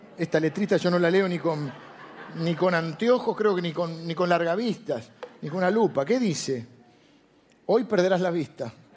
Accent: Argentina; yo soy argentino

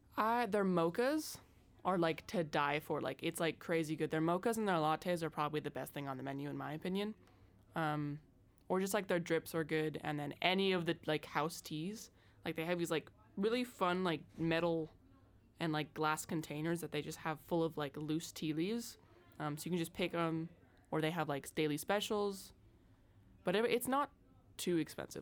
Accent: Seattle, Washington, United States; I'm from Seattle originally. I live here most of the time for school

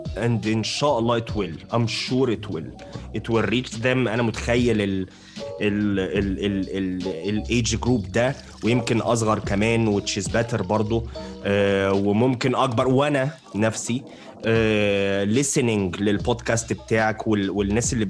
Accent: Alexandria, Alexandria Governorate, Egypt; انا من اسكندريه

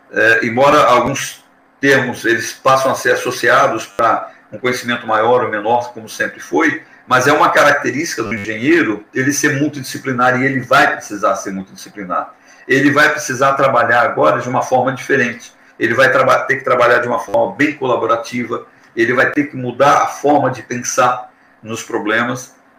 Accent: Brazil; nós, como brasileiros

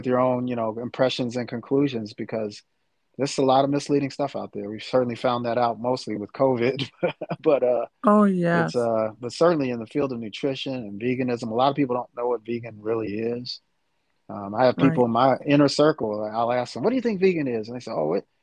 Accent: Chicago, Illinois, United States; also born or lived in St. Louis; I'm from the Chicago area

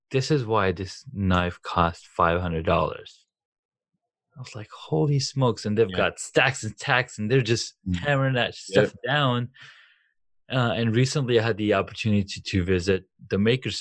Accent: Saudi Arabia; moved away as an adult; I grew up in Saudi, and we really, really didn't have access to comic books and stuff like that. And it was until I was 19, I moved out here

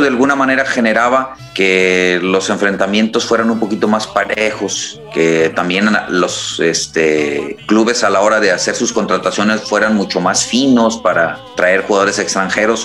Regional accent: Tepic, Nayarit, Mexico; moved away; En estos momentos me encuentro en mi ciudad natal, estoy en Tepic Nayarit

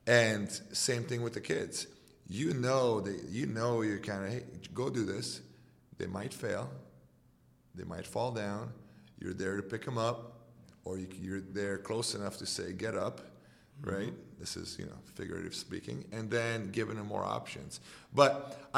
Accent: Romania; English is a second language; moved away

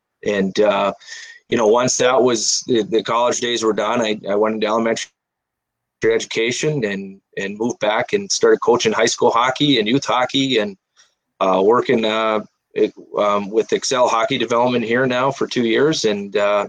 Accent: Eagle River, Wisconsin, United States; moved away as an adult; I grew up in Eagle River, a rival of Fond du Lac, a rival of Mosinee, and I grew up there my whole life

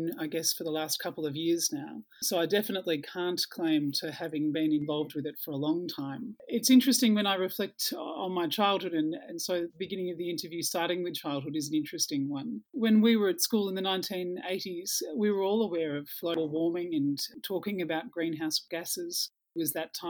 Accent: Melbourne, Victoria, Australia; now in Canberra, Australia; I grew up in Melbourne and I grew up on a farm on the outskirts of Melbourne.

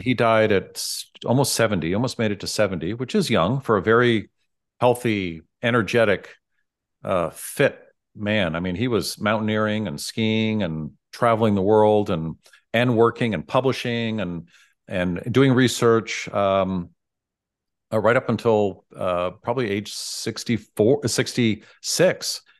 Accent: San Francisco, California, United States; I grew up in San Francisco

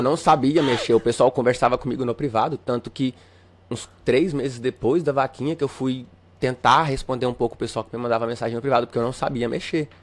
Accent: Catalão, Goiás, Brazil; moved away as an adult; also born or lived in Uberlândia, Minas Gerais; now in Palmas, Brazil; eu sou natural, natural de Uberlândia, eu sou mineiro, só que com um ano e três meses eu me mudei pra Goiás, a minha família voltou pra Goiás, então eu me considero um goiano

